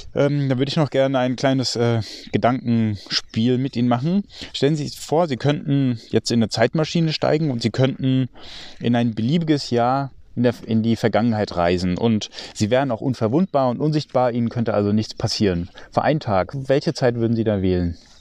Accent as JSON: {"language": "German", "country": "Germany", "also_born_or_lived": "near Frankfurt", "said": "bei uns in Deutschland"}